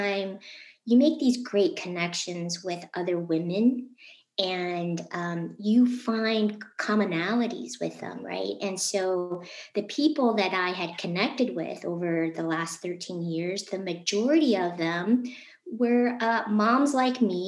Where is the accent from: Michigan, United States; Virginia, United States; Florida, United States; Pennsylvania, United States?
Michigan, United States; Novi; I'm also from Michigan. I grew up in Novi